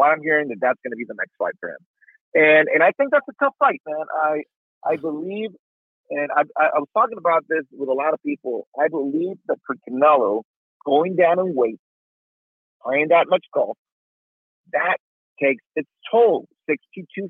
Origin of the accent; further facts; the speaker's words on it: Tijuana, Baja California, Mexico; moved away; I grew up in Tijuana, I have a lot of friends there